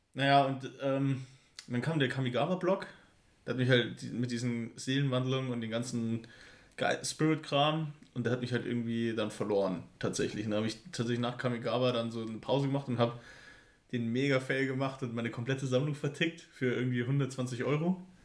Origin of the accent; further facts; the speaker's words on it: Pfaffenhofen, Bavaria, Germany; ich komm aus Pfaffenhofen